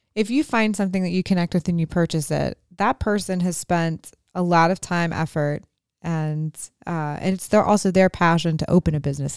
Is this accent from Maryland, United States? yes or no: yes; Cumberland, Maryland, United States; we're from Cumberland